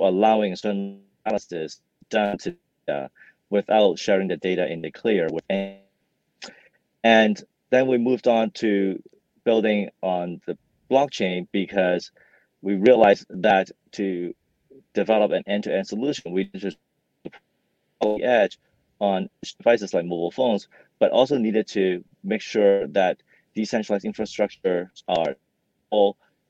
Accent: Hong Kong; also born or lived in Vancouver, Canada; I grew up in Hong Kong and Vancouver and studied computer engineering while I was an undergrad.

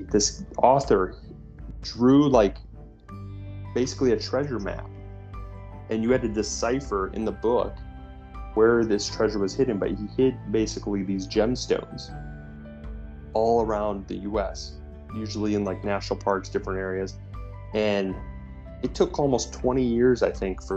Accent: Iowa, United States; now in Florida, United States; when I grew up as a kid, I grew up in Iowa

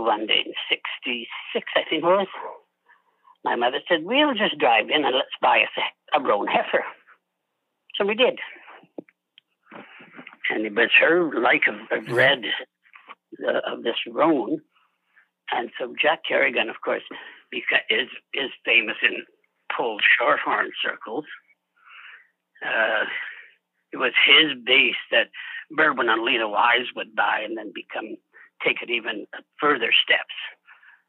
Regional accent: Barrhead, Alberta, Canada; moved away as an adult; also born or lived in Turner Valley, Alberta; I grew up around Edmonton, out of Barrhead, and then I moved south to Turner Valley, Prittis, in the late 80s, early 90s.

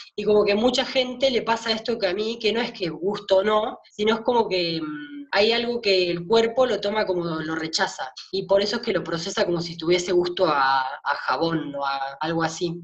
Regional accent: Pueblo Doyle, Buenos Aires Province, Argentina; moved away as an adult; now in Buenos Aires, Argentina

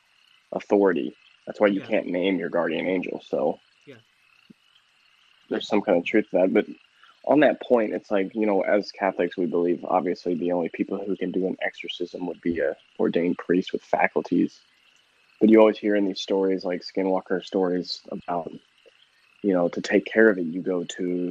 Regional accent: Missouri, United States; I grew up in Missouri

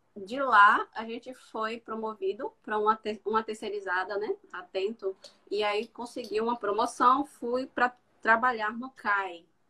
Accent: southern Bahia, Brazil; moved away; eu sou do sul da Bahia

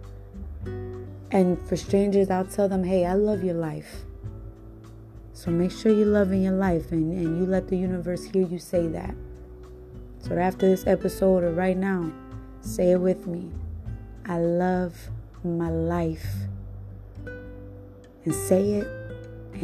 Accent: Cleveland, Ohio, United States; also born or lived in Puerto Rico; I come from Cleveland, Ohio

